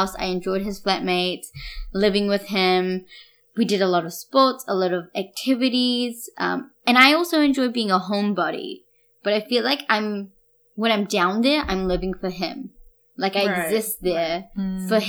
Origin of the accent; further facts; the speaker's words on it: Wellington, New Zealand; now in Auckland, New Zealand; growing up in Wellington and, you know, then coming over and moving into Auckland